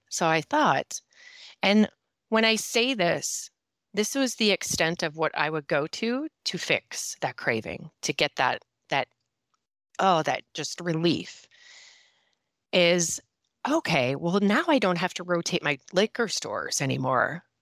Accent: Minnesota, United States; accent: Minnesota; I am a sober coach and mom of two who lives in northern Minnesota, and I, if you can just tell my accent right there, Minnesota, you'll know where I come from

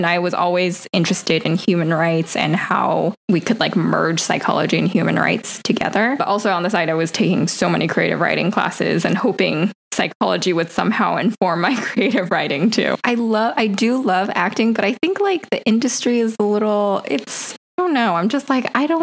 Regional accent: Riverside, California, United States; moved away as an adult; also born or lived in New York; I was born and raised in California, Southern California, Riverside, California

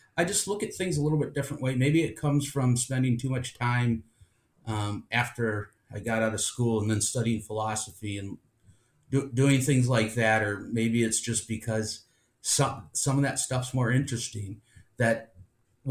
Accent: Cleveland, Ohio, United States; also born or lived in Avon Lake, Ohio; I grew up in Cleveland

